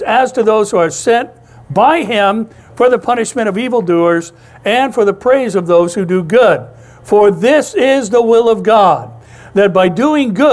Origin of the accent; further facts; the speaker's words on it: Orange, California, United States; I was born in St. Joseph's Hospital over in Orange. This has been my home my whole life